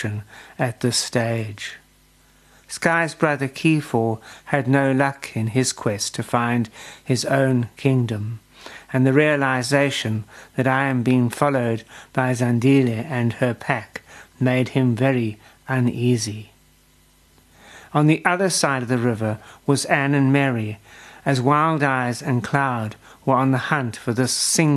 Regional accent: South Africa; as a South African

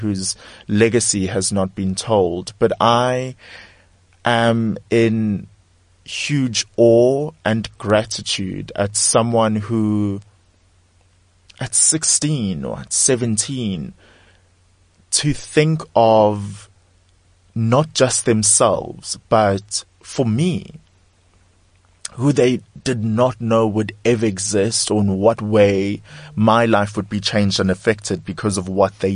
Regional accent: South Africa; for myself as a South African, for myself as a black South African

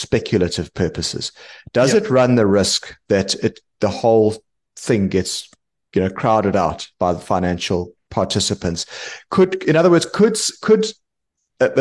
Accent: South Africa; moved away; my home country, South Africa

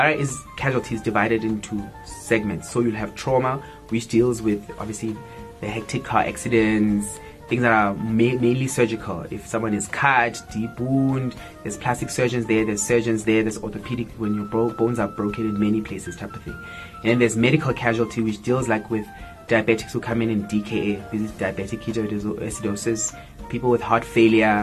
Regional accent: Soweto, Gauteng, South Africa; I grew up in Soweto

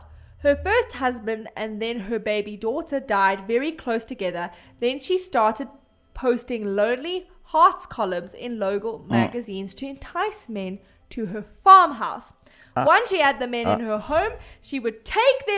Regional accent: South Africa; I'm South African

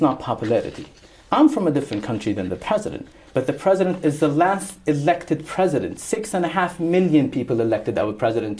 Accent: Sana'a, Amanat Al Asimah, Yemen; I'm from Sana'a. I'm from those territories. My family's is there.

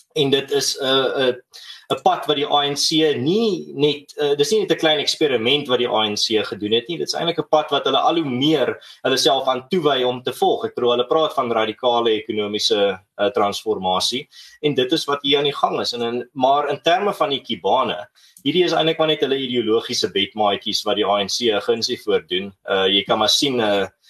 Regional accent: South Africa; ons as Suid-Afrikaners

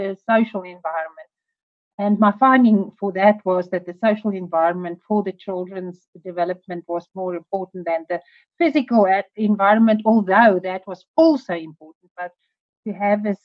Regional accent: South Africa; I'm from South Africa

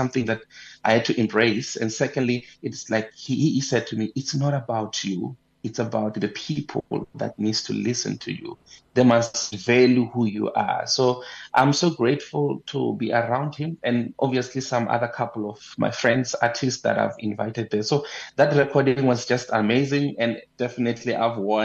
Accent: Bushbuckridge, Mpumalanga, South Africa; I'm from Bushbuck Ridge

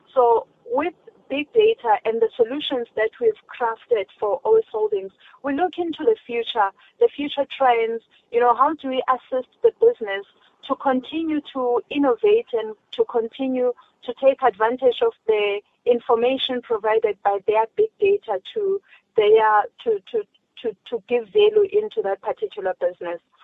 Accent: South Africa; as a South African, as a black child

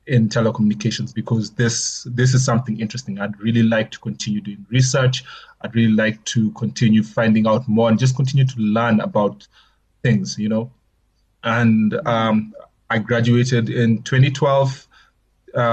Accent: Nairobi, Kenya; moved away as an adult; also born or lived in Ulm, Germany; now in Johannesburg, South Africa; I was born in Kenya, born and raised in Nairobi, actually.

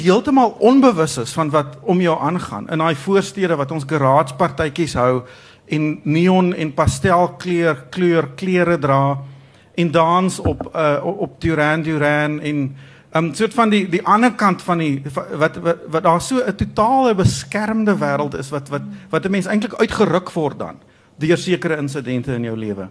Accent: South Africa

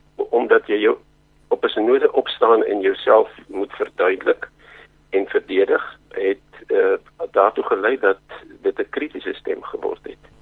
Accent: Zimbabwe; moved away; toe ons groot geword het in Rhodesia

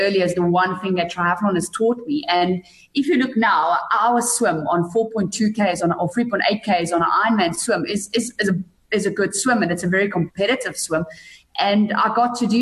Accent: Bethlehem, Free State, South Africa; moved away; also born or lived in Pretoria; where I grew up in Bethlehem

